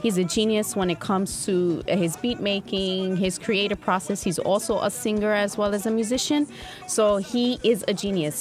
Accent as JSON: {"language": "English", "country": "United States", "said": "Being Black American for me wasn't just enough. Okay, so I'm Black American"}